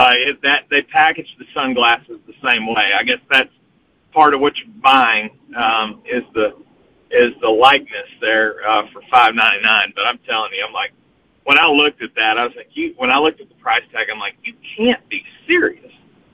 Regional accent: the South, United States; accent: southern drawl; I am showing or sounding off my southern draw here

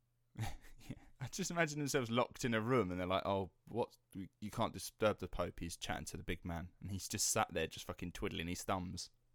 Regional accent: Rettenden, East of England, United Kingdom; the Essex Boys and the infamous Rettenden murders, uh, that happened in my hometown

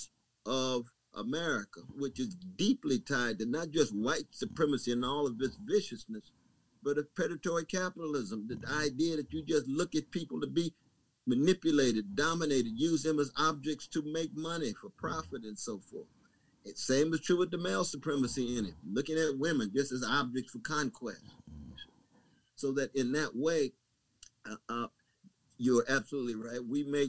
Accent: Tulsa, Oklahoma, United States; Now in my home state of Oklahoma. Yes, sir. I was born in Tulsa.

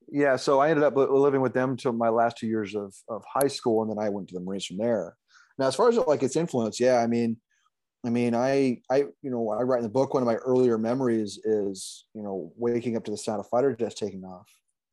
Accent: Wisconsin, United States; born there; also born or lived in Oklahoma; I was born in Wisconsin, but I don't have any real connection to the place. My mother just kind of had a family friend who was a doctor, and my mother and father just sort of took me up that way and then had me and then took me back to Oklahoma

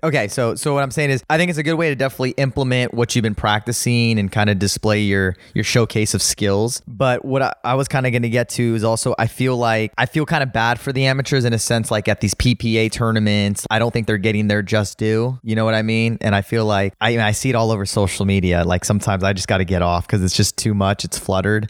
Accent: Los Angeles, California, United States; I grew up in, uh, West Hills, California

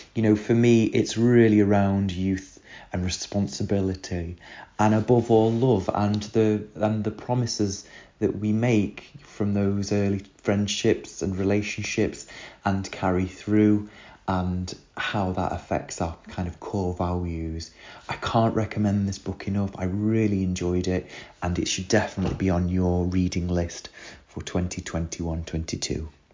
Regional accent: near Manchester, North West England, United Kingdom; moved away; Manchester, which is near my hometown

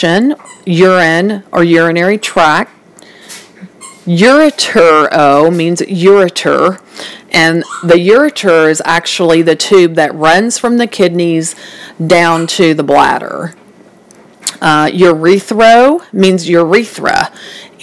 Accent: the South, United States; I am from the South, so I do have quite of an accent

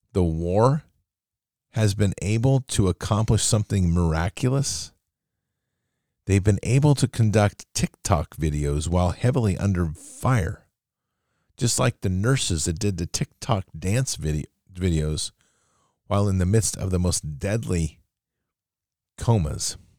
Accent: United States; as an American

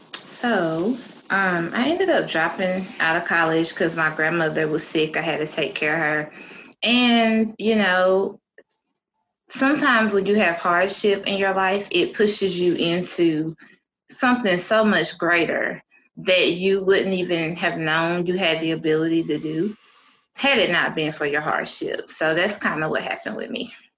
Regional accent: Eastern North Carolina, United States; born or raised there

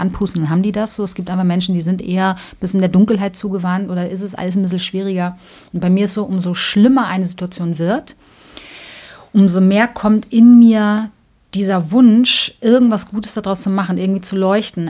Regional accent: Hamburg, Germany; ich komme aus Hamburg-Altona

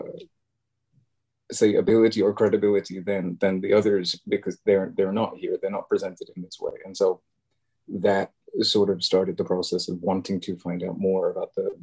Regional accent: Cambridge, East of England, United Kingdom; now in Bilbao, Spain; I am from Cambridge, England. I live in the north of Spain right now. I live in Bilbao

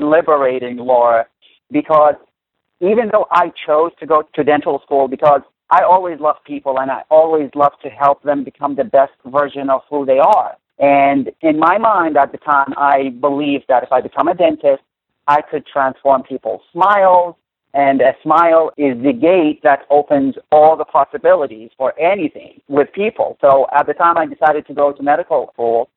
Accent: Baghdad, Baghdad Governorate, Iraq; moved away; I was born in Baghdad during the Iraqi-Iranian war. My first time at school when I was 6 years old was another war. And when I graduated high school, it was a time that Iraq decided to go into another war, and this time with the world, because they decided to go to war with the United States of America and all the coalition forces. So that's where I was born and raised.

